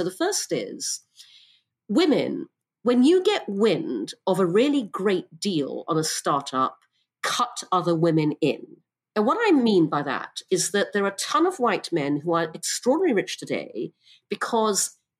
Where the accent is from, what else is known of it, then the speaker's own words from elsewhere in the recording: Brunei; also born or lived in United Kingdom; I'm half English, half Chinese. I was born in the UK. When I was six, my parents moved to Brunei because my father got a job there. And so I grew up in Brunei and Borneo.